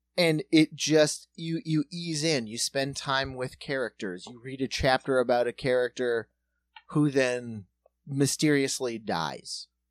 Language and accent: English; Watertown, United States; growing up in Watertown.